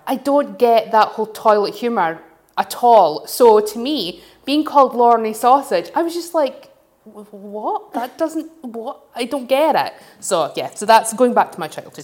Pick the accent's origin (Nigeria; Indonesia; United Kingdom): United Kingdom; Glasgow / Dundee, Scotland; growing up in Glasgow, growing up in Dundee